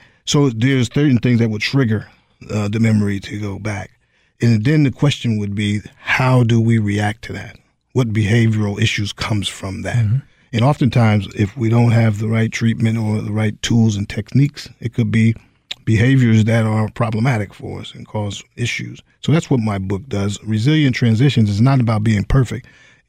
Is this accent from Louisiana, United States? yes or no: no; Highland Falls, New York, United States; I was born and raised over in Highland Falls, New York, joined the military in 1984, went off to El Paso, Texas for my basic training, and then ultimately served 30 years. Upon retiring, I returned back home